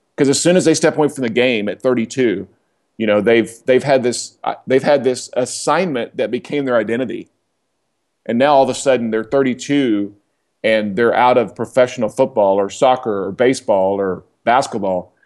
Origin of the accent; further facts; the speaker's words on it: Oklahoma, United States; now in Atlanta, United States; I grew up in Oklahoma.